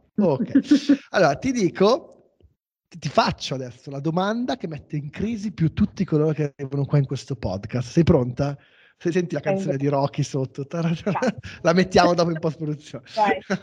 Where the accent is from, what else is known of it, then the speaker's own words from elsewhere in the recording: Como, Lombardy, Italy; io sono di Como